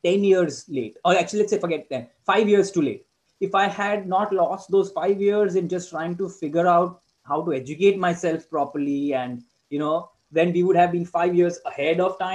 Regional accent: India; moved away as an adult; now in Netherlands; we grew up in India with teachers

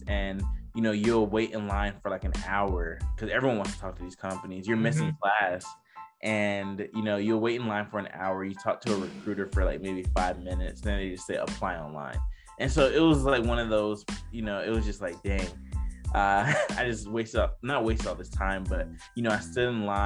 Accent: Decatur, Georgia, United States; I'm originally from Decatur, Georgia

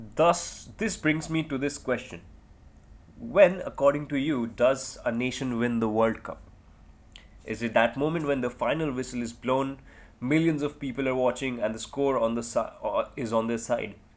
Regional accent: India; I'm an Indian

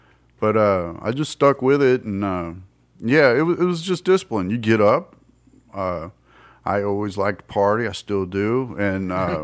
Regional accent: St. Louis, Missouri, United States; moved away as an adult; also born or lived in Tennessee; I was born in Tennessee, and then basically when I was like 6 years old, 6-7 years old, something like that, I moved to St. Louis

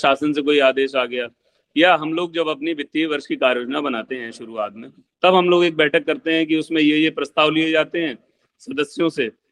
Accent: Bareilly, Uttar Pradesh, India; मैं बरेली जिले से बिलोंग करता हूँ

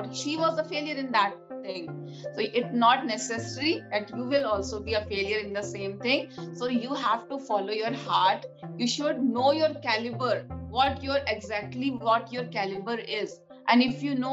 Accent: India; being an Indian woman

